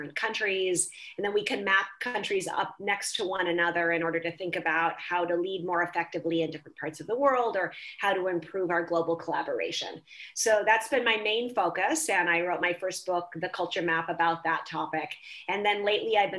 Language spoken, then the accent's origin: English; Minnesota, United States; moved away as an adult; also born or lived in Southern Africa / Southeast Asia; now in Paris, France; I'm actually from a very monocultural place. So I was raised in the Midwest of the US in a place called Minnesota. And it was then as an adult that I started moving to other countries.